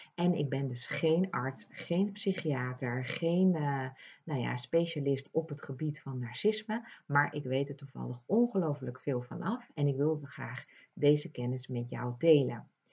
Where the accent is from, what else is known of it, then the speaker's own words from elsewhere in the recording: Ibiza, Balearic Islands, Spain; moved away; eiland Ibiza, wat voor veel mensen bekend staat als een feesteiland, maar voor mij niet. Ik ben daarin opgegroeid